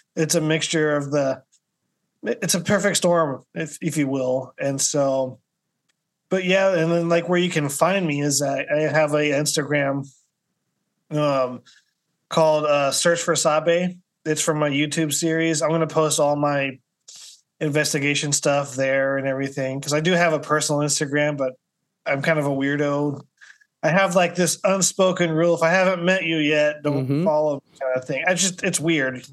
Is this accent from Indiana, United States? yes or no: no; Kansas City, Missouri, United States; also born or lived in Des Moines, Iowa / Mexico; now in Florida, United States; I'm from the Midwest originally. I'm from Kansas City, Missouri